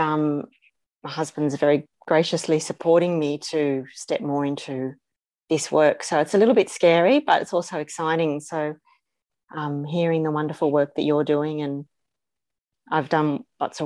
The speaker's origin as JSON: {"language": "English", "town": "Carlingford", "region": "New South Wales", "country": "Australia", "tie": "born or raised there", "said": "I was born in Carlingford. That was my first place of residence."}